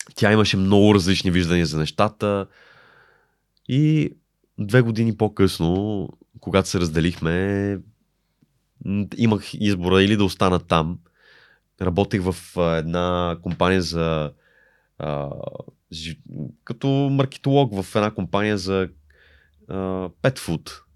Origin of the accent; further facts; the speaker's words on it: Bulgaria; moved away as an adult; also born or lived in Italy; аз съм от България